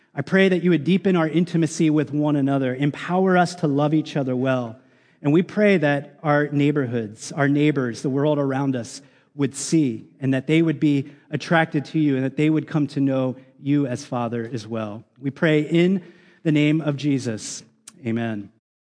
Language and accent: English; United States; especially as American Christians